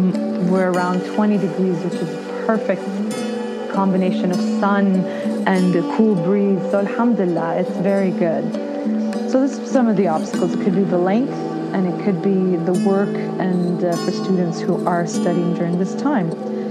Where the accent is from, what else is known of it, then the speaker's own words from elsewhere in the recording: Ottawa, Ontario, Canada; I am from Ottawa, Canada.